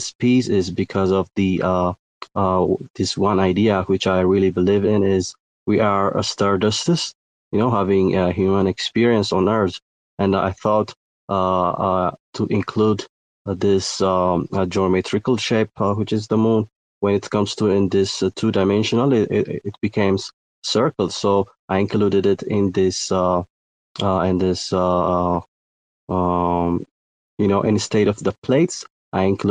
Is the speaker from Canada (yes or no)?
no; Ethiopia; I'm from Ethiopia.